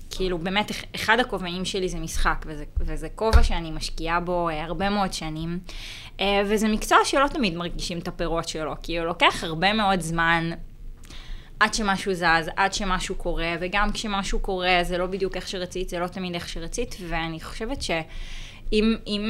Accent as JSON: {"language": "Hebrew", "town": "Haifa", "region": "Haifa District", "country": "Israel", "tie": "born or raised there", "said": "אני גדלתי בחיפה"}